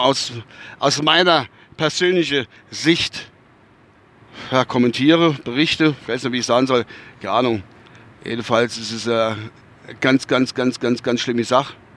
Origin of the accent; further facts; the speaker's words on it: North Rhine-Westphalia, Germany; accent: Westphalian; now in Kusel, Germany; mein Dialekt ist der Westfälsische Dialekt